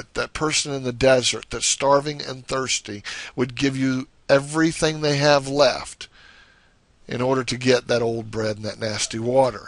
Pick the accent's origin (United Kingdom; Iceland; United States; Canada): United States; the South; I guess you can tell I'm from the South.